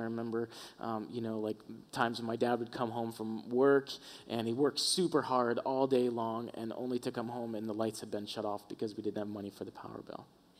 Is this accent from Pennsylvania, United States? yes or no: no; Florida, United States; moved away as an adult; We moved up from Florida. All of our family lives on the southeast East Coast. And about when we moved out here, my mom, who's still back at home, was in a bad car accident.